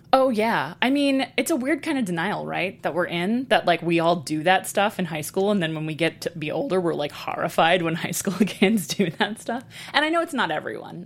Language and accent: English; Texas, United States; moved away as an adult; also born or lived in Brooklyn, New York; I grew up partly in Brooklyn and partly in Texas, but I was coming of age very much in Texas